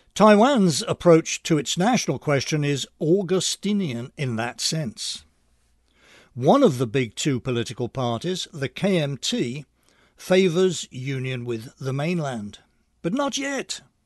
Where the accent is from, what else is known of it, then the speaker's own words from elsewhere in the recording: England, United Kingdom; now in Long Island, United States; I'm originally from England